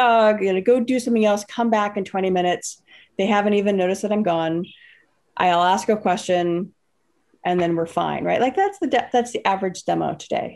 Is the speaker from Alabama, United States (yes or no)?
no; the Bay Area, California, United States; I grew up in the Bay Area. So I grew up in the Bay Area